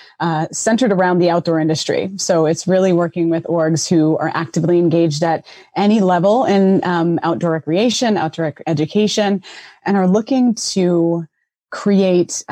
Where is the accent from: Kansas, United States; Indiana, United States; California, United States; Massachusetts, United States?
Massachusetts, United States; Boston; moved away; also born or lived in Middleborough, Massachusetts; So I'm originally from Roxbury, Boston, which in the 80s was a very hard up community. You know, my brother and I grew up city kid life, you know, for a good portion of my life.